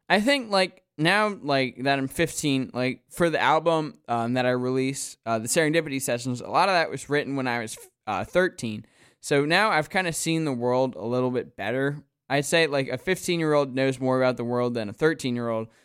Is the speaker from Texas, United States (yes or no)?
no; Wyomissing, Pennsylvania, United States; I'm kinda from the Philly area